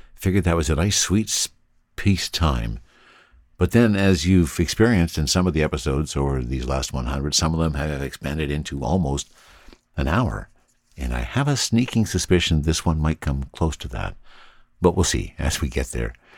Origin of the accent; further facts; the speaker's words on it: Canada; I'm Canadian